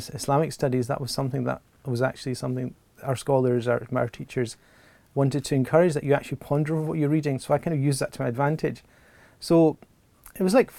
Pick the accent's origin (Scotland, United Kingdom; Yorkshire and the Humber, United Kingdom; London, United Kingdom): Scotland, United Kingdom; Glasgow; born or raised there